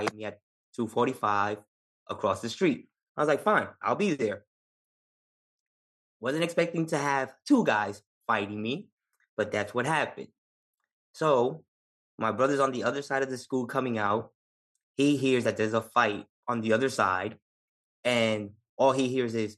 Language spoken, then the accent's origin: English; New York City, New York, United States; accent: New York Rican; moved away as an adult; Growing up in the Bronx